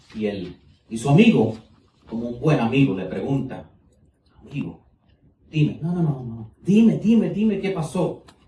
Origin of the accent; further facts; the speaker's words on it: United States; Spanish is a second language; el español mío no es el mejor, yo soy americano, ¿ok? Y entonces eh, pero mis padres son cubanos, entonces tuve que aprender español